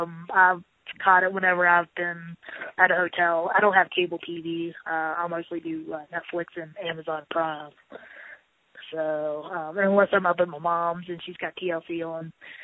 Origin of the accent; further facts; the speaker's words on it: Charleston, West Virginia, United States; Yes, I've been here pretty much all my life.